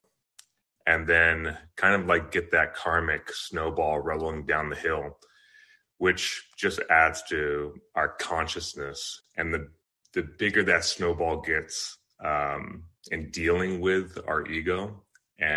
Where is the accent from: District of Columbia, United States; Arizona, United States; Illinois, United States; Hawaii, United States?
Hawaii, United States; Kailua; also born or lived in Southern California; I was born in California, Southern California, but I was predominantly raised in Hawaii, in Kailua on the island of Oahu.